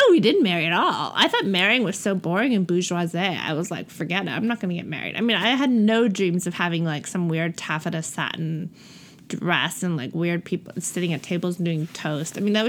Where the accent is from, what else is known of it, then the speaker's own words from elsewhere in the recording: Cape Town, Western Cape, South Africa; accent: Cape Town; Yes. And I don't hear my accent at all. And it's a really strange thing, but I know I have an accent.